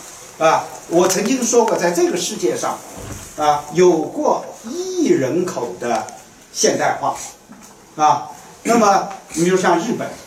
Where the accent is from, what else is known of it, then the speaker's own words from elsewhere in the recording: China; 因为我们中国人讲这种，啊，沧桑讲经常讲就是一个甲子